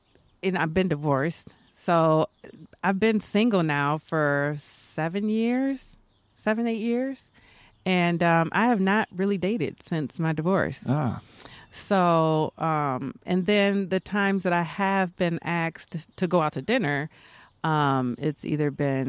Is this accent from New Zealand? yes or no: no; Texas, United States; That's where we're from. Oh. We're from Texas